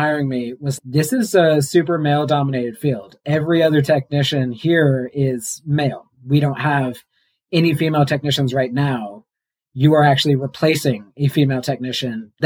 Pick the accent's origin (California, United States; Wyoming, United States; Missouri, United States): Missouri, United States; moved away as an adult; now in New Mexico, United States; I'm from Missouri. I moved to New Mexico